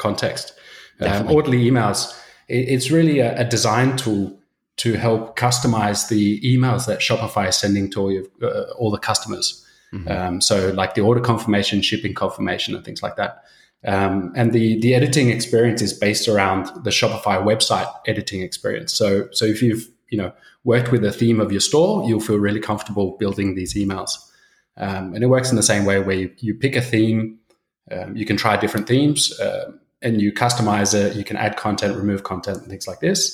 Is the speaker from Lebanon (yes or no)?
no; Australia; moved away as an adult; now in Copenhagen, Denmark; I'm originally from Australia. My dad's Swedish, so I've got a super Swedish name, but been living in Copenhagen for about 12 years